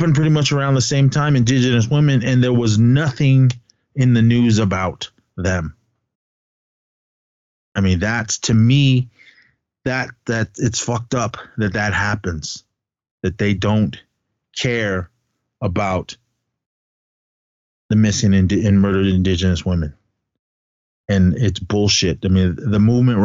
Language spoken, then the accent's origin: English; Oakland, California, United States; also born or lived in Arizona; I'm full blood Navajo from Arizona. That's where my family, my blood is from. I grew up in the Bay Area. I'm Oakland, straight up East Oakland represent